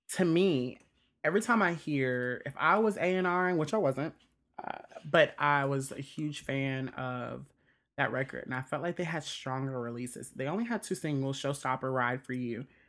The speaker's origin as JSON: {"language": "English", "region": "Mississippi", "country": "United States", "tie": "born or raised there", "also_born_or_lived": "Indiana", "said": "I consider Mississippi is my home"}